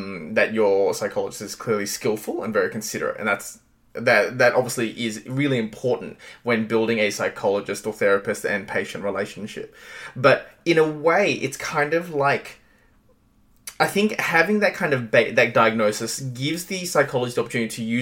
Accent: Australia; I'm from Australia, I was born here

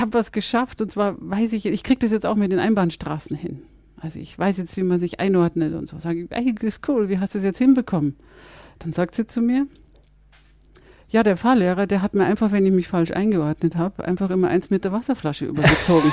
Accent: Germany; bei uns in Deutschland

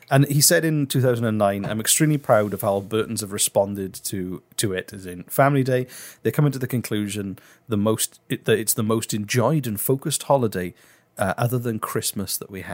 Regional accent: Wales, United Kingdom; I'm from Wales

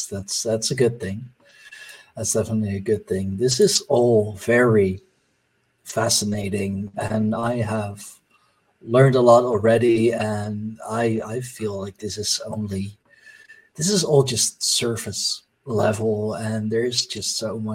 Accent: Netherlands; first language Dutch; English is a second language

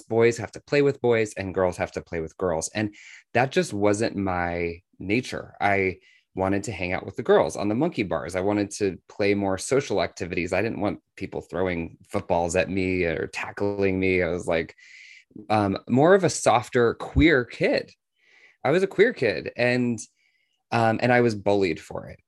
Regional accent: Washington, District of Columbia, United States; I was, uh, actually born in Washington, D C

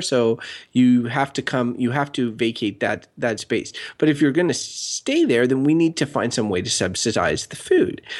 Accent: Canada; growing up in Canada

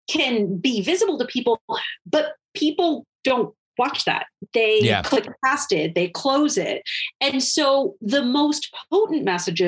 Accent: Wisconsin, United States; my home state of Wisconsin

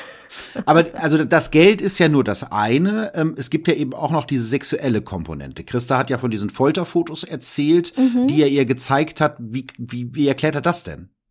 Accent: Germany; als Piefke

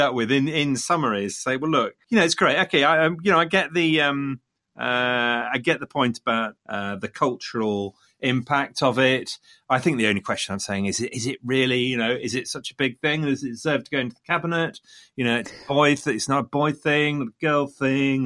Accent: Leicester, East Midlands, United Kingdom; coming from Leicester, Leicester being my hometown

